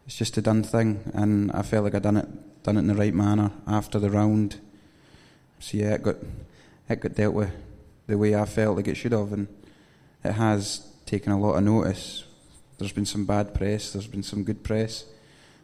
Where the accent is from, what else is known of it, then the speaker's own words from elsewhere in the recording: Oban, Scotland, United Kingdom; moved away as an adult; also born or lived in Louisiana; I've been brought up... obviously in Oban. I lived on the golf course